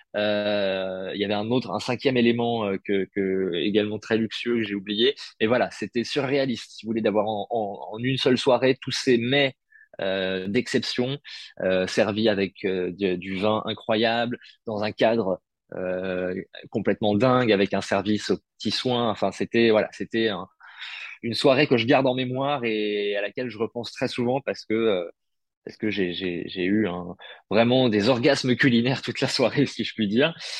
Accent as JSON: {"language": "French", "town": "Paris", "region": "Île-de-France", "country": "France", "tie": "born or raised there", "said": "je suis né à Paris"}